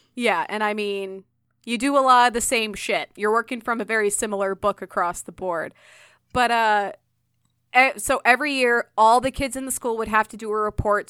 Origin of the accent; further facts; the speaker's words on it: Illinois, United States; I was born in Illinois